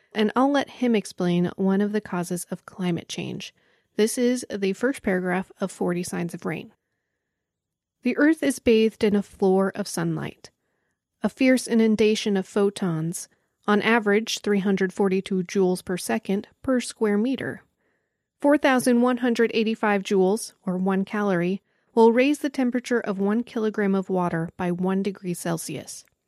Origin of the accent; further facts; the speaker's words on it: Joplin, Missouri, United States; in my hometown of Joplin, Missouri